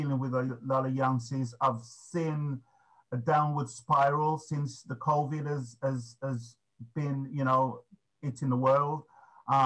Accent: Birmingham, West Midlands, United Kingdom; moved away; Originally, I'm from Birmingham

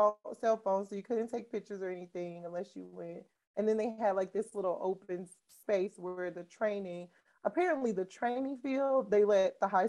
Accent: Kansas City, United States; I'm from Kansas City.

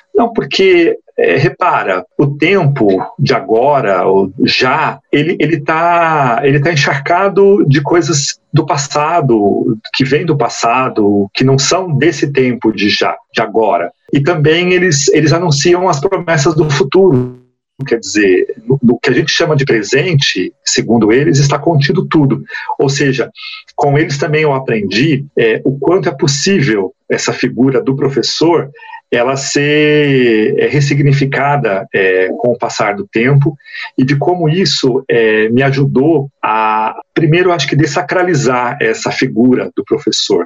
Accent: São Paulo, Brazil; moved away as an adult; also born or lived in Mato Grosso do Sul; now in Amapá, Brazil; Hoje no Amapá, já foi em Mato Grosso do Sul e também aqui em São Paulo, que é a minha terra natal

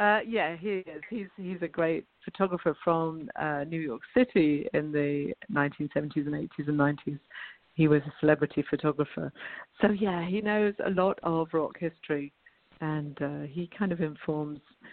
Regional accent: United Kingdom; moved away; being British

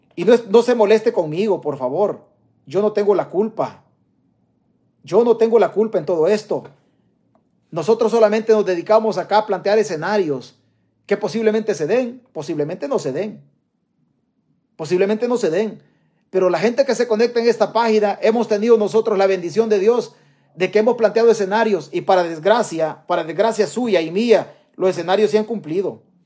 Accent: El Salvador; now in United States; Mi tierra se llama El Salvador. Yo estoy prestado en Estados Unidos

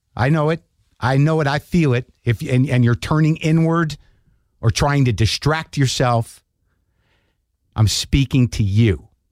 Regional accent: United States; as an American

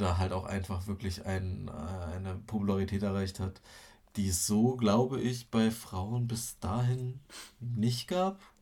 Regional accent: Germany; bei uns in Deutschland

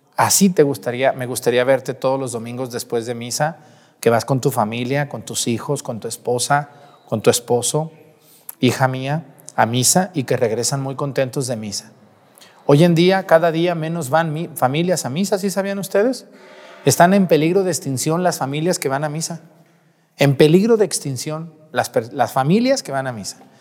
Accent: Mexticacán, Jalisco, Mexico; moved away; En mi pueblo Mestigacán

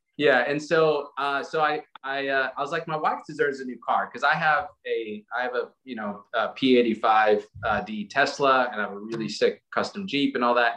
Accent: South Africa; moved away; go back to South Africa where I'm from

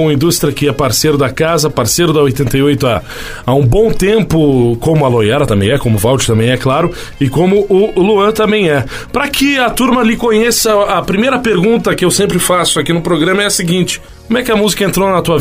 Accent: Santa Cecília, Santa Catarina, Brazil; moved away; Eu sou natural de Santa Catarina, Santa Cecília, Santa Catarina.

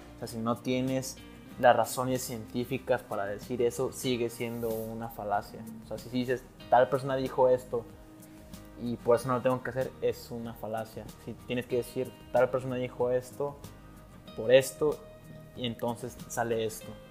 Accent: Monterrey, Nuevo León, Mexico; also born or lived in Mexico City; Tú y yo, Mario, somos regios

